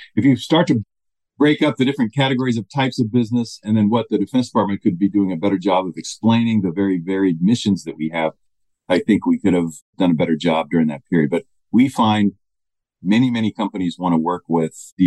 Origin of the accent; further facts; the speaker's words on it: United States; As an American